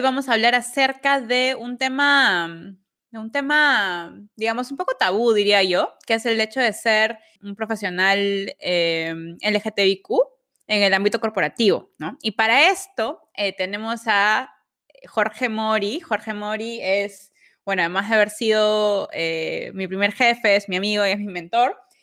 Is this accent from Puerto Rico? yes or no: no; Peru; soy peruana